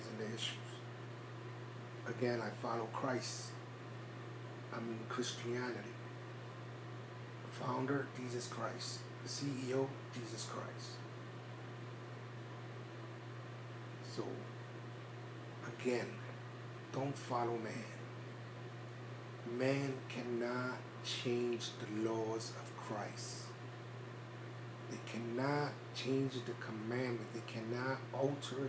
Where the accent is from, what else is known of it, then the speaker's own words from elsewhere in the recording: New York City, New York, United States; I was raised in New York City, and everybody in New York City and the Northeast went to Catholic church